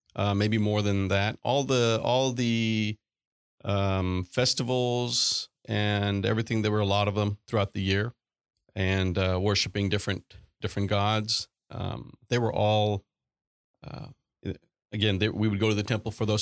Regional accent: Chennai, Tamil Nadu, India; moved away as an adult; now in Austin, United States; grew up in Chennai, India, and, uh, so I was, um, went to high school, went, did all my schooling there.

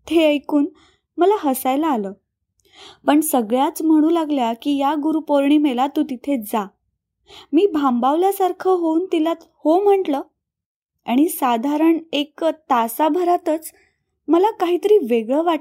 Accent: Sangli, Maharashtra, India; now in Pofali, India; सांगली माझं माहेर आणि पोफळी माझं सासर एकोणीसशे चौऱ्याहत्तरला माझं लग्न झालं

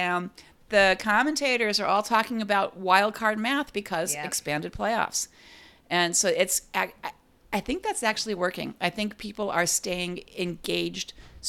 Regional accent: Cleveland, Ohio, United States; moved away; my hometown, my original hometown, Cleveland Guardians.

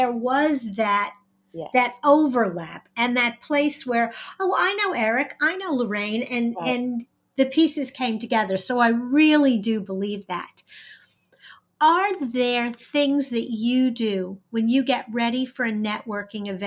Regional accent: New York, United States; also born or lived in Texas; now in Indiana, United States; I'm originally from New York

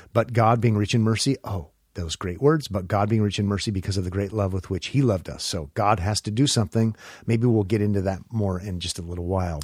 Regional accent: Omaha, Nebraska, United States; When I was a kid growing up in Omaha

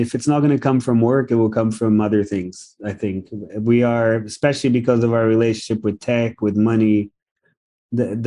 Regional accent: Brazil; now in Singapore; my upbringing, the fact that I'm from Brazil

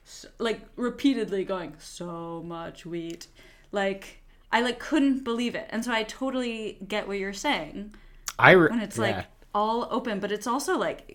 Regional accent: Baltimore, Maryland, United States; also born or lived in California; When I was growing up, we moved from California back to Baltimore and we drove across the country.

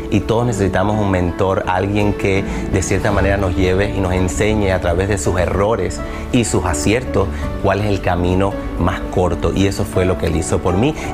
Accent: Cuba; moved away; Cuando llegué de Cuba, veía Despierta América. Nunca me imaginé estar en este show.

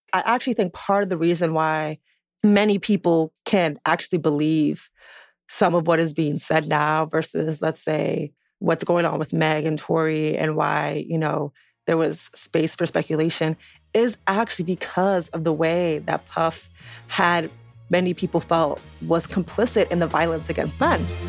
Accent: New York City, New York, United States; living in New York, having grown up in New York, you know, just being a New Yorker

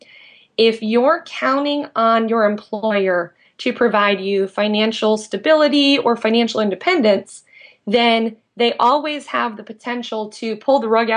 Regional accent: Indiana, United States; moved away as an adult; also born or lived in San Diego; I grew up in Indiana. I moved to San Diego in 2001

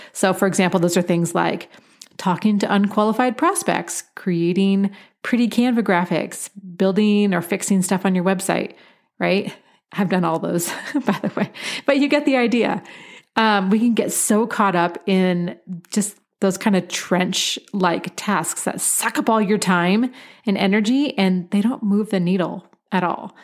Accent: Pacific Northwest, United States; moved away; I was born and raised in the Pacific Northwest

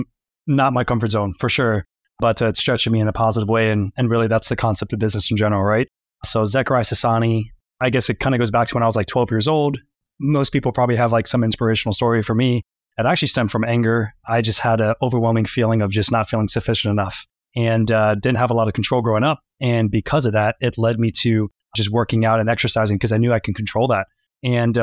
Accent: Tampa, Florida, United States; also born or lived in Pennsylvania / West Palm Beach, Florida; I'm actually from Tampa, or I was born in Pennsylvania, and I moved down to Tampa when I was 5 years old

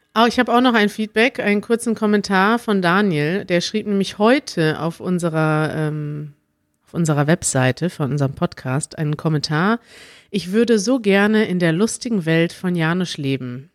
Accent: Germany; first language German; wir Deutschen

